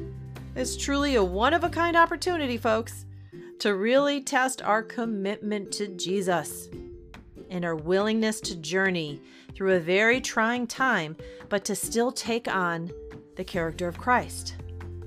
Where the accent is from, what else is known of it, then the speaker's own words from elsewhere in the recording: New York City, New York, United States; I think that's the New Yorker in me. I was born in the Bronx after all.